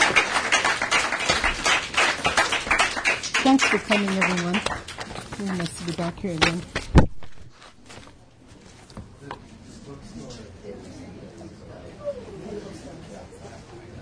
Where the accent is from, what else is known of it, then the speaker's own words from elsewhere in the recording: Canada; as a Canadian